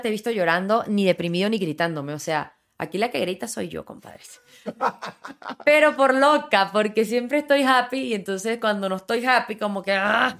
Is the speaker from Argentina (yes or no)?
no; Ocumare, Venezuela; moved away as an adult; also born or lived in Villa de Cura, Venezuela / Miami, United States; now in Mexico City, Mexico; Ocumare que es donde yo crecí